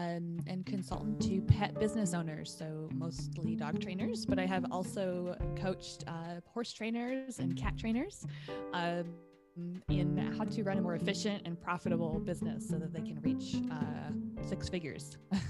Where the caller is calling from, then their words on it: New York, United States; I am in Western New York in the United States. We're kind of right outside of Buffalo, about 30 minutes from Niagara Falls.